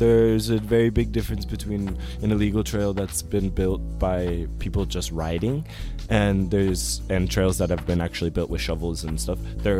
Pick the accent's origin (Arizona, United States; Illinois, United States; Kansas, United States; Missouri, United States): Arizona, United States; Flagstaff; Because some people, I think, like the community I grew up with in Flagstaff, the group of friends that I had, we weren't necessarily rule followers